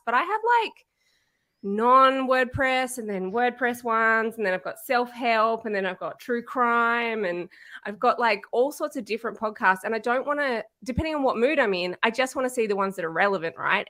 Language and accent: English; Canberra, Australian Capital Territory, Australia; I'm from Canberra in Australia.